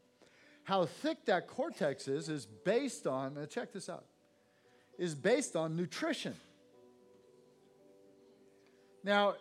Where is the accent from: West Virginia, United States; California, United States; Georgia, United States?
California, United States; Santa Cruz; I grew up in Santa Cruz, California, on the coast